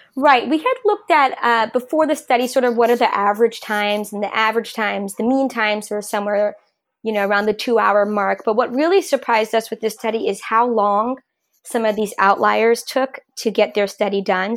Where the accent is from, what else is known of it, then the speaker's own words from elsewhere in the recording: New York, United States; moved away as an adult; also born or lived in Rhode Island / Oakland; I'm originally from New York